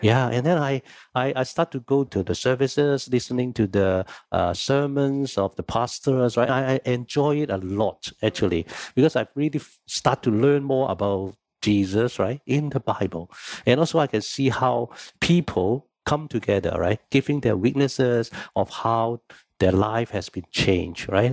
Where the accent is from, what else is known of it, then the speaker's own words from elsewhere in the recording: Hong Kong; moved away as an adult; now in Singapore; I was born in Hong Kong